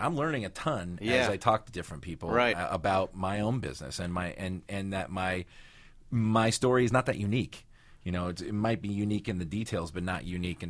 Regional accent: San Fernando, California, United States; First of all, I'm from San Fernando. I'm not from Hollywood.

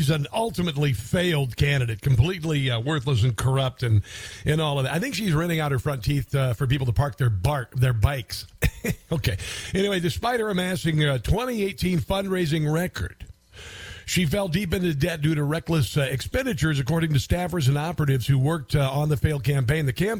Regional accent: Midwest, United States; moved away; I'm from the Midwest

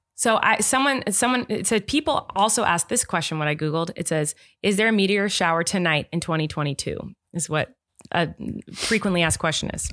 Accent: Santa Barbara, California, United States; I grew up in Santa Barbara, where it's pretty much just around the seventy, in the seventies degree area all year round

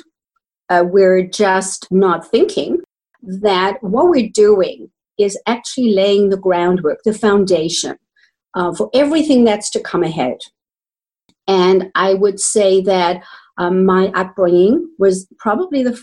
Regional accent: South Africa; accent: South African; moved away as an adult; also born or lived in Johannesburg, South Africa / Canada; I was trained in South Africa. You might hear that in my accent

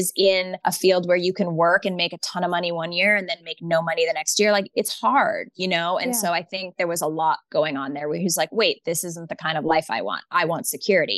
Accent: Canada; moved away as an adult; also born or lived in New York City; I'm Canadian

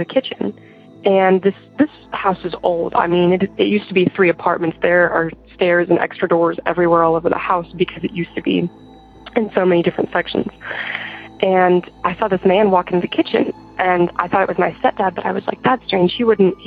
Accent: Arkansas, United States; I'm from Arkansas, and I am 17 years old

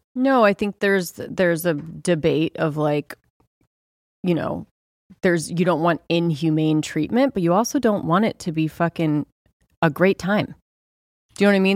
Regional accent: Southern California, United States; I grew up in Southern California

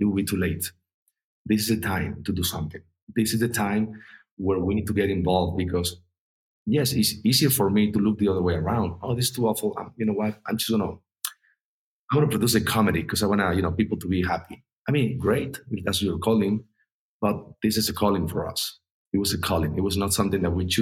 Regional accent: Mexico; I'm from Mexico

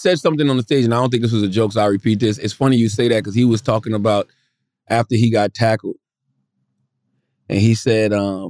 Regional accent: Moncks Corner, South Carolina, United States; I'm from Moscow, South Carolina.

